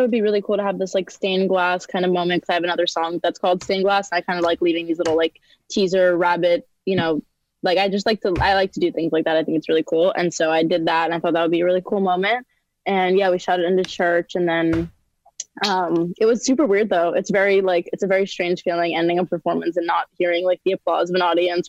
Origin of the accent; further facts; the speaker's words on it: Long Island, New York, United States; New York.